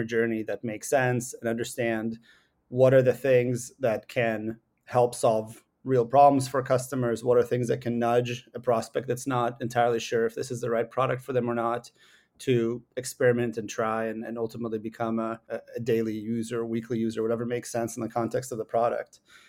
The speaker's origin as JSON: {"language": "English", "town": "Seattle", "region": "Washington", "country": "United States", "tie": "born or raised there", "said": "I grew up with both of my parents are computer scientists. I grew up in Seattle."}